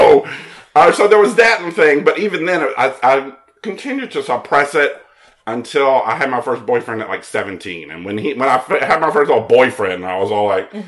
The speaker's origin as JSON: {"language": "English", "town": "Mobile", "region": "Alabama", "country": "United States", "tie": "born or raised there", "said": "I'm from Mobile, Alabama."}